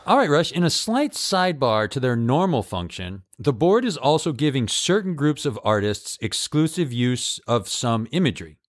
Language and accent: English; Holyoke, Massachusetts, United States; moved away as an adult; also born or lived in Chicago; my hometown of Holyoke